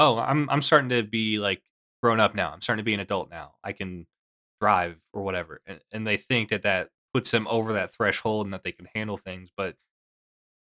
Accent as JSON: {"language": "English", "region": "Kentucky", "country": "United States", "said": "I am from Kentucky, and there's definitely like a big culture here"}